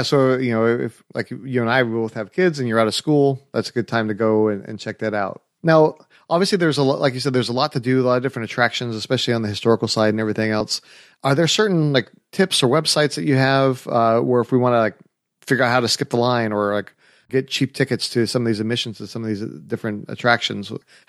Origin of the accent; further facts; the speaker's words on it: California, United States; But that's we came from California. You know, we're not used to that type of cold weather.